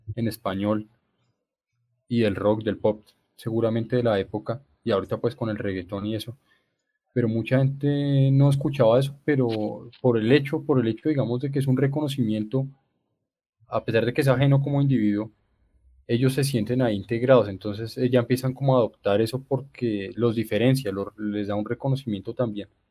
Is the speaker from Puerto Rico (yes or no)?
no; Colombia; como colombianos nos ha costado trabajo reconocernos